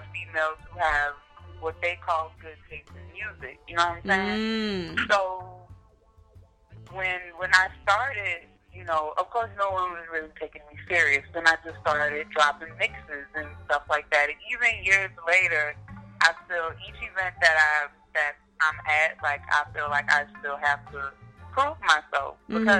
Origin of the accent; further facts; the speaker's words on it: New Orleans, Louisiana, United States; growing up in New Orleans